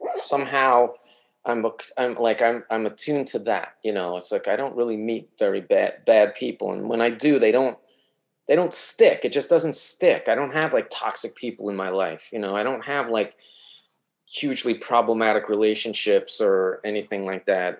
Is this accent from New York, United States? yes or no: yes; New York, United States; moved away as an adult; also born or lived in Eugene, Oregon; I'm from New York